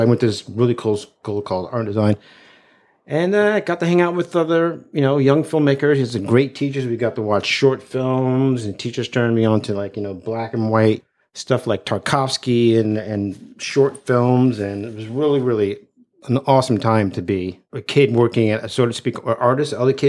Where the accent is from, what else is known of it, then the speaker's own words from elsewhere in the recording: Brooklyn, New York, United States; I grew up in Brooklyn, still live there, from there.